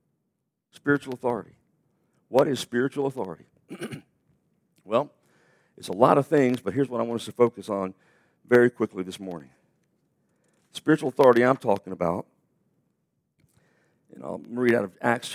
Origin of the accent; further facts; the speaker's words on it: United States; we're American